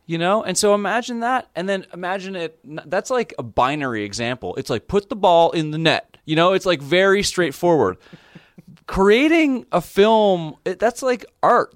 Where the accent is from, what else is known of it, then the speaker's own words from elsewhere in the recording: Canada; as a Canadian